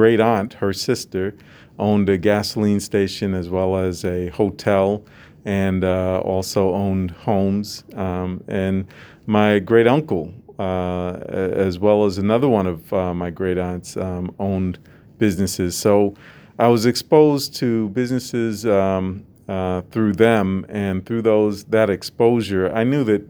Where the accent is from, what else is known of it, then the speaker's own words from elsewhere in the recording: Massachusetts, United States; I grew up in Massachusetts on the Boston side of Cape Cod.